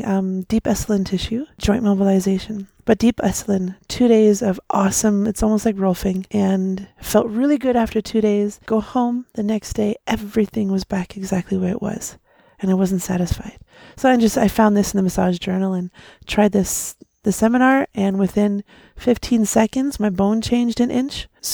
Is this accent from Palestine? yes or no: no; Leamington, Ontario, Canada; I'm from Leamington, Ontario.